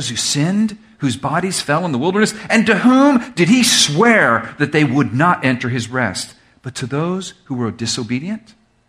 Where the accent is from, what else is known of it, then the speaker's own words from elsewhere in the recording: Miami, Florida, United States; I'm from Miami where there's no hills.